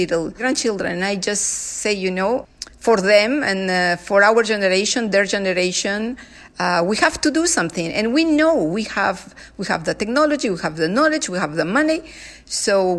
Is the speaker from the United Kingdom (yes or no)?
no; Peru; now in Canada; I come from Peru. I was raised by people living modestly, indigenous people in the mountains